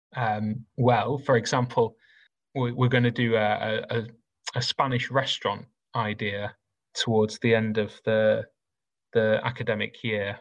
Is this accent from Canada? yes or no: no; Rotherham, Yorkshire and the Humber, United Kingdom; I grew up in South Yorkshire. Uh, I went to a comprehensive school in Rotherham.